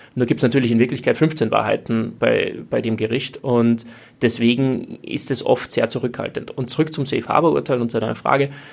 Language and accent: German; Austria